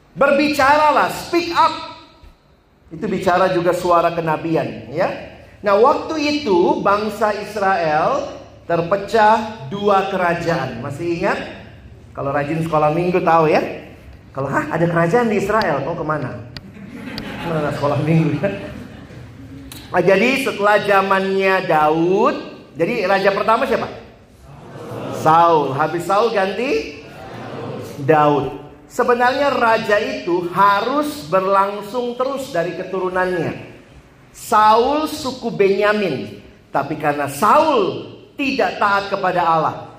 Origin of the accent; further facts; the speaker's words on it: Makassar, South Sulawesi, Indonesia; also born or lived in Ambon / Manado; now in Jakarta, Indonesia; saya lahir besar di Makassar.